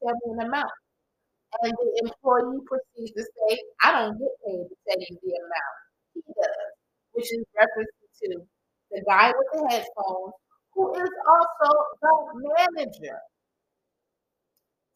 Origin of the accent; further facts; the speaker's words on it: New York City, New York, United States; moved away; I'm from New York. I'm Brooklyn